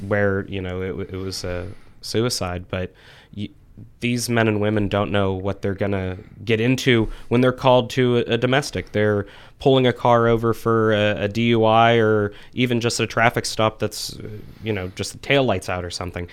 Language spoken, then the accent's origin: English; Frenchville, Pennsylvania, United States; also born or lived in Pittsburgh; I'm originally from the Frenchville area, so northeast part of Clearfield County. Went to Clearfield High School